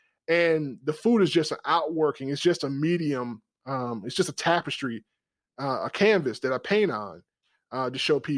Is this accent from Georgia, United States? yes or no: yes; Georgia, United States; I grew up in South Georgia, and I could get a great meal.